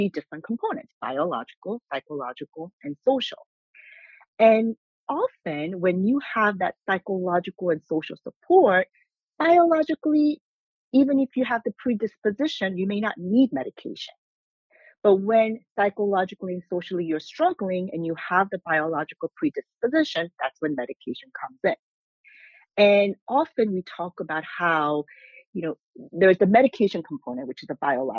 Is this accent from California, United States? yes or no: yes; California, United States; moved away as an adult; also born or lived in South Korea / Maryland; now in New York, United States; I went to high school in California